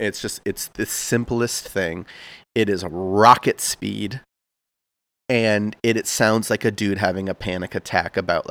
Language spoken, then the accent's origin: English; rural Massachusetts, United States; I grew up in Massachusetts, okay. Like rural Massachusetts.